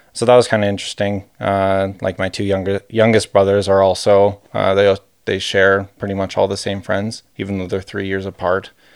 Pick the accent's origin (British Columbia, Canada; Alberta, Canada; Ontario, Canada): Alberta, Canada; Calgary; We're both from Calgary